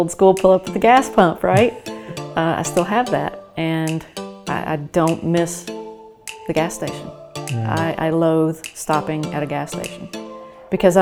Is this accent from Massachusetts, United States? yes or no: no; North Carolina, United States; I grew up in North Carolina, so we're, you know, it's racing country.